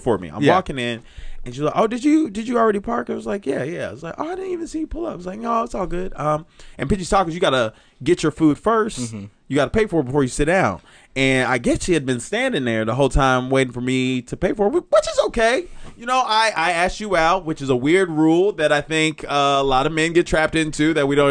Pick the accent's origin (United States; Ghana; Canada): United States; Chicago, Illinois; also born or lived in Memphis; now in Los Angeles, United States; I'm from Chicago